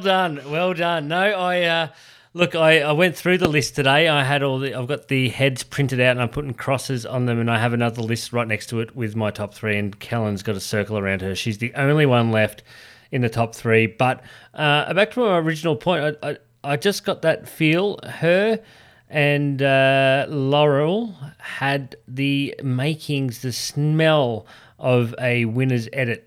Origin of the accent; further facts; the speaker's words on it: Australia; We're from Australia.